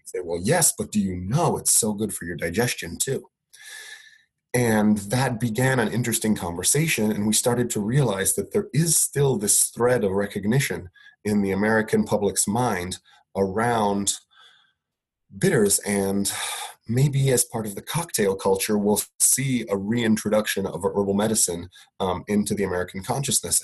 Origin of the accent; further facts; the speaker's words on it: Italy; I grew up in Italy